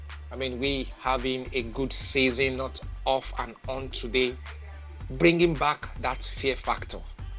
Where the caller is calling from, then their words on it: Lagos, Nigeria; I'm calling from Lagos, Nigeria.